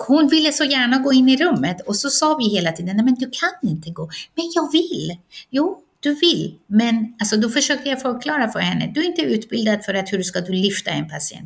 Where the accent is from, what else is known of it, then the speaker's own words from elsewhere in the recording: Iran; now in Sweden; ursprungligen kommer jag från Iran